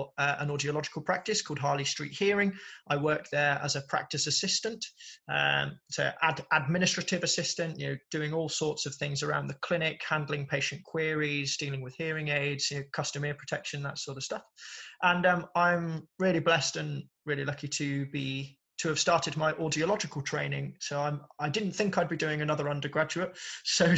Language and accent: English; Birmingham, West Midlands, United Kingdom; born and raised in Birmingham